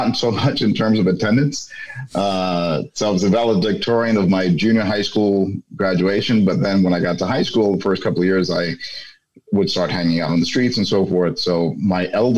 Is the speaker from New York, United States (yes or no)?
yes; New York City, New York, United States; first language Spanish; English is a second language; moved away as an adult; now in Washington, D.C. area, United States; I grew up in an area called Bushwick, Brooklyn